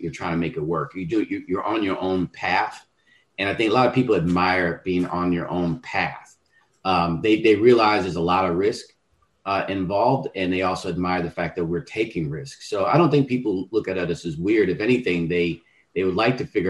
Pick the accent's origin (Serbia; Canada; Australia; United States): United States; Westchester, New York; I'm from Westchester, which is an hour outside of the city